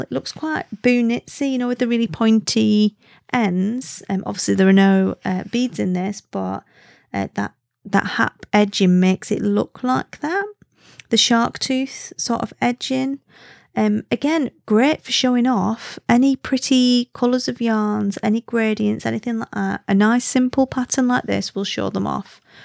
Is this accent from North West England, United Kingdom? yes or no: yes; Wigan, North West England, United Kingdom; accent: Wigan; I am Lancastrian